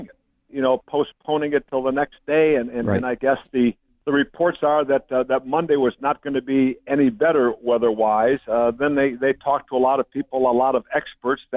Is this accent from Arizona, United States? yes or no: no; Batavia, Illinois, United States; growing up in Batavia, Illinois, outside Chicago